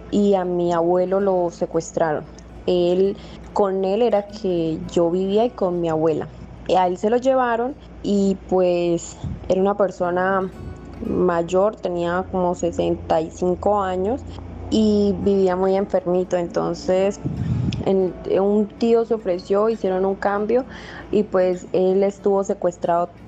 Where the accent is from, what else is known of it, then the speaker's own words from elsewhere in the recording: Santa Rosa del Sur, Bolívar, Colombia; Yo nací en Santa Rosa del Sur, Bolívar, y crecí allá mismo.